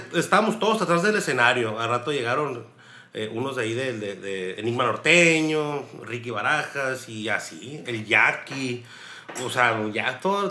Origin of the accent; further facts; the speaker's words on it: Mexico; quitarnos esa mentalidad pendeja del mexicano